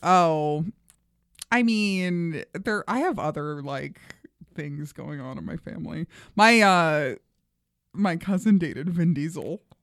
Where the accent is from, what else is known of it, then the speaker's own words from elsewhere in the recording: New York City, New York, United States; moved away; Flushing, Queens.